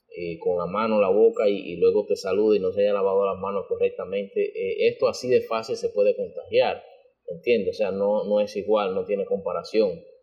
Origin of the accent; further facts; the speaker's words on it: Dominican Republic; como dominicanos